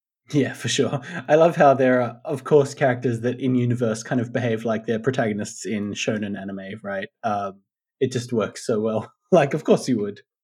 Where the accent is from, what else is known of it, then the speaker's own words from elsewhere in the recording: Australia; people our age growing up in Australia in like the 90s, the early 90s